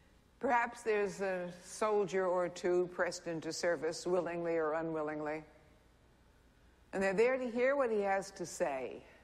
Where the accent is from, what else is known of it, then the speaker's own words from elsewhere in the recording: Kingston, New York, United States; Rabbi, you might have come from Brooklyn Heights. I came from Kingston, New York.